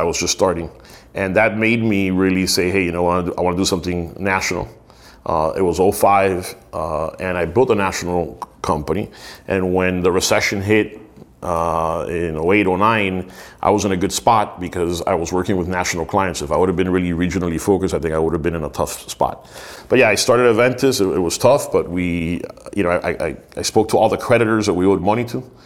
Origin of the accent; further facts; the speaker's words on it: United States; accent: Miami; also born or lived in Miami; I was born in the US, I'm American